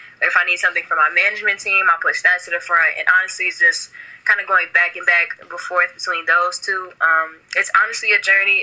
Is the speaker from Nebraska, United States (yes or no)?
no; Chicago, Illinois, United States; I've been born and raised in Chicago, Illinois